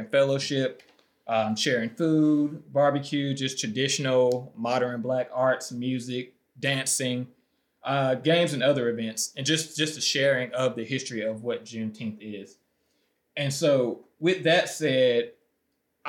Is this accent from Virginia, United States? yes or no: yes; Virginia, United States; I grew up in the South, fourth grade, learning about state history in Virginia